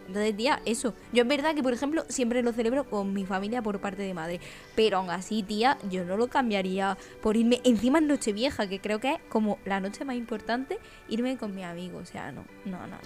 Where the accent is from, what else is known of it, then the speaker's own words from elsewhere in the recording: Úbeda, Andalusia, Spain; moved away; en mi pueblo, Úbeda, Jaén